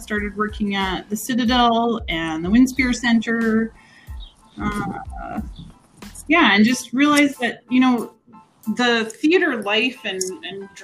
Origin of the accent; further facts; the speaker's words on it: Spruce Grove, Alberta, Canada; moved away as an adult; now in Calgary, Canada; I grew up in small town Spruce Grove. So I'm an ex-groovy grover. Born and raised there.